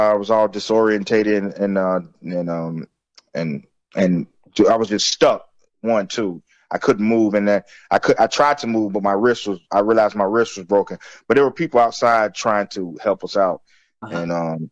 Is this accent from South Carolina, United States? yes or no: yes; Florence, South Carolina, United States; where I grew up in Florence, South Carolina